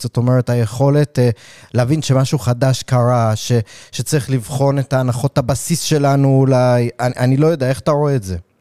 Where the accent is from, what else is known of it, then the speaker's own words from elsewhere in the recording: New York City, New York, United States; moved away; אני גדלתי בקראון הייטס